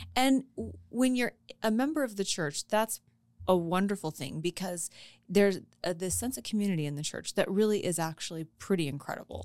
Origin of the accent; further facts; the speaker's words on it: Colorado, United States; I was born and raised in Colorado, and I've never known anything else